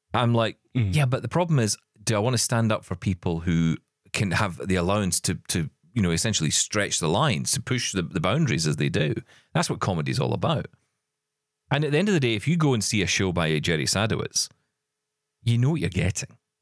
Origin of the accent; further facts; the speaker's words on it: Scotland, United Kingdom; I'm Scottish